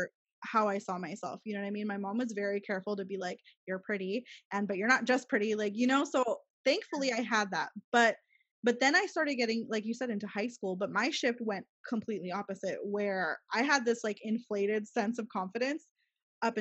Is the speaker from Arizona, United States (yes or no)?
yes; Gilbert, Arizona, United States; now in El Paso, United States; I moved back here, to El Paso, growing up in Gilbert, Arizona, again, predominantly white Mormon